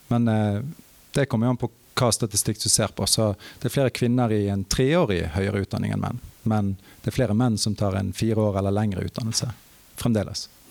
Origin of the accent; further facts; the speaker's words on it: Norway; Jeg som nordmann